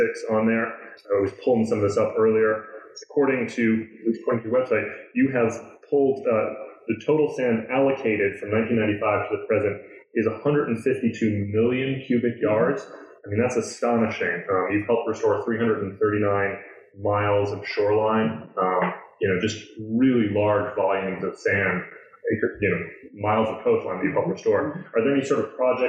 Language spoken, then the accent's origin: English; New York, United States; I grew up in New York